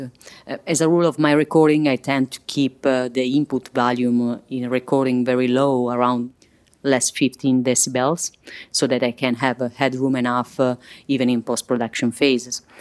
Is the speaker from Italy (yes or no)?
yes; Milan, Lombardy, Italy; English is a second language; I'm from Milan.